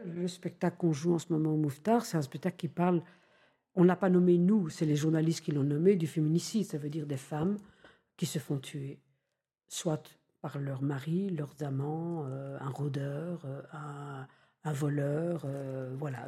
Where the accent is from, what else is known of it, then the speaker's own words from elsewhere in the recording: Belgium; je suis belge, donc on a comme ça une propension en Belgique à rire un peu facilement